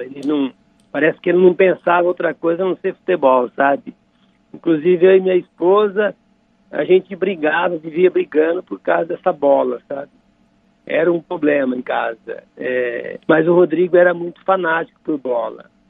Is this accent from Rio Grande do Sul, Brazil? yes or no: no; Dracena, São Paulo, Brazil; Somos de Dracena lá, da, da terra de Dracena. Eu também nasci em Dracena, sou dracenense.